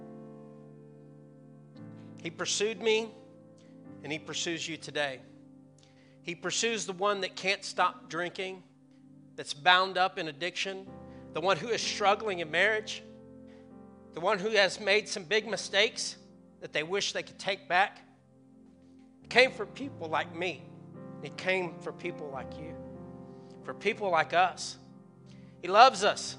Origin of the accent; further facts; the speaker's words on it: the Bible Belt, United States; I grew up in the Bible Belt